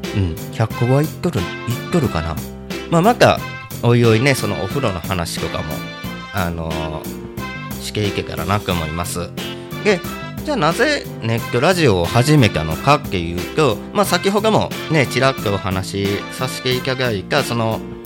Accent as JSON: {"language": "Japanese", "town": "Kobe", "region": "Hyogo", "country": "Japan", "tie": "born or raised there", "also_born_or_lived": "Kyushu", "moved": "as an adult", "lives_now": "Aichi, Japan", "said": "生まれ神戸の、えーと、小学校の時に一時期九州に四年ぐらい住んで、まあ、神戸に戻ってきて"}